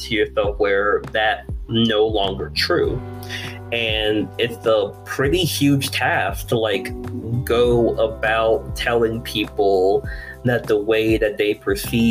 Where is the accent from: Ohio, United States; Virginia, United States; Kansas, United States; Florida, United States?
Virginia, United States; now in Texas, United States; I'm originally from Virginia. Now I'm down here in Texas